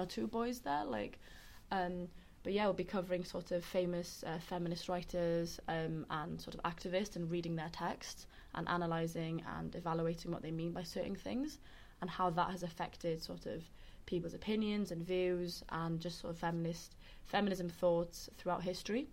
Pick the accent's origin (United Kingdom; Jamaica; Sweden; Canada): United Kingdom; Carmarthen, Wales; now in London, United Kingdom; where I'm from is that it's the oldest town in Wales called Carmarthen.